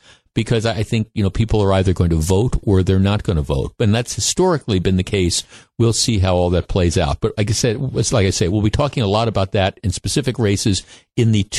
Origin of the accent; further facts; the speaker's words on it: Glendale, Wisconsin, United States; I grew up in Glendale, Wisconsin, and when I was a kid, the local elementary school, the elementary school that I went to, was the place where people went to vote